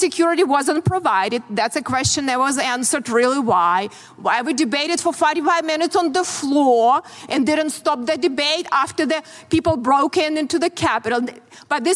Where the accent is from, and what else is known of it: Ukraine; born or raised there; moved away as an adult; also born or lived in Soviet Union; now in United States